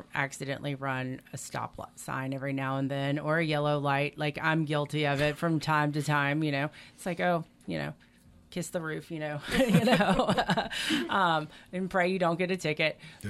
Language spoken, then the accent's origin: English; Meridian, Mississippi, United States; And I said, oh, I'm from Meridian.